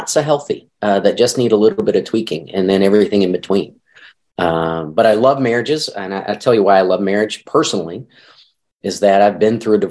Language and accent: English; Arkansas, United States; now in St. Louis, United States; I grew up in Arkansas, never had allergies until I moved to St. Louis